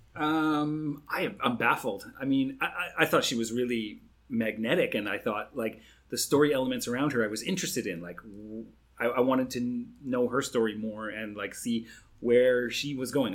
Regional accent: Canada; now in Singapore; I'm a Canadian

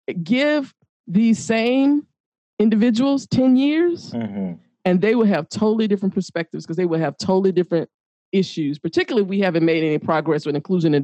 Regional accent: the South, United States; how I grew up in the South.

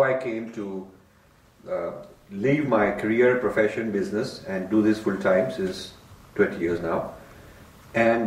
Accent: Delhi, India; I was raised in Delhi

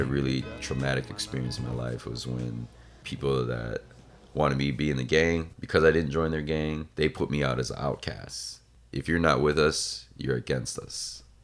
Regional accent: Laos; now in United States; I am originally from Laos which is in Southeast Asia, right in between Vietnam and Thailand.

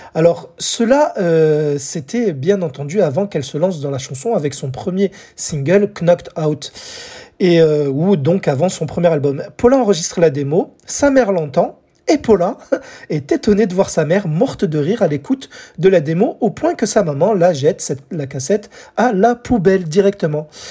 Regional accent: France; chez nous en France

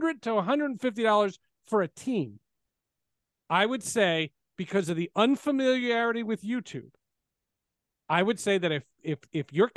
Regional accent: New Jersey, United States; I grew up in New Jersey

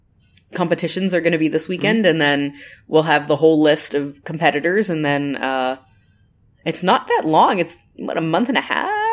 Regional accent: United States; We're the American couple.

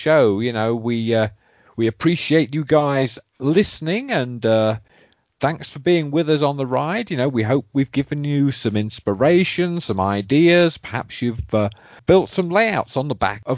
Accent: North Sea coast of England, United Kingdom; I grew up on the North Sea coast of England

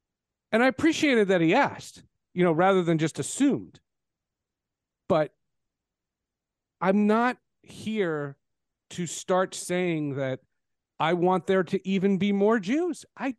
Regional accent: New Jersey, United States; My senior year in high school, I grew up in New Jersey. I went to Marlboro High School, famous for Dan Klecko and Jim Nantz.

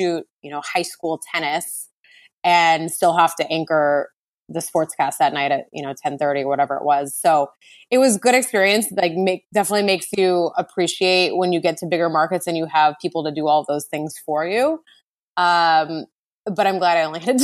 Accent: Montana, United States; moved away as an adult; also born or lived in Washington / San Diego / San Francisco; I grew up in Montana

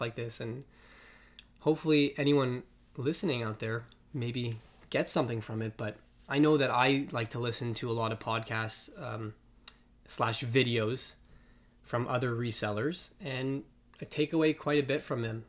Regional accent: Toronto, Ontario, Canada; we're from Toronto. in case, we didn't, we didn't mention that. We live in Toronto

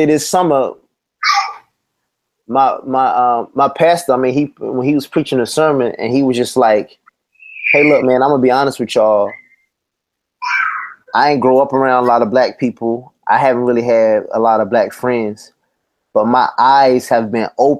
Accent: United States; I was born in the United States

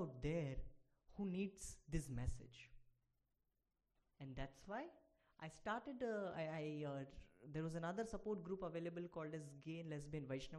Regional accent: India; I am an Indian, this was my speech

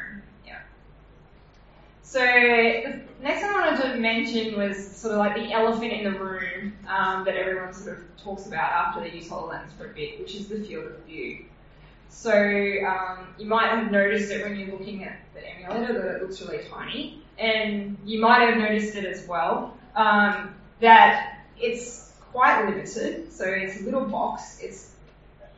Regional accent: Australia; accent: Australian

